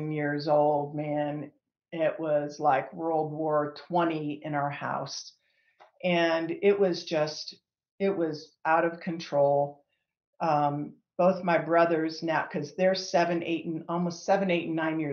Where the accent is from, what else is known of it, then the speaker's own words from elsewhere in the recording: Northeast Ohio, United States; moved away as an adult; now in Colorado, United States; I'm originally from Northeast Ohio. I was born and raised there